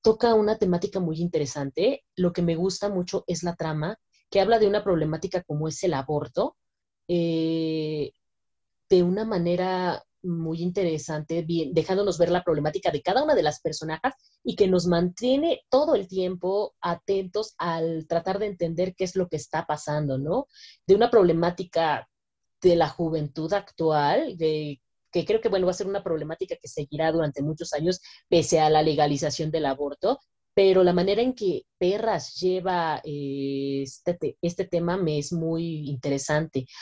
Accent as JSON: {"language": "Spanish", "country": "Mexico", "said": "como mexicanos podemos sentirnos completamente orgullosos"}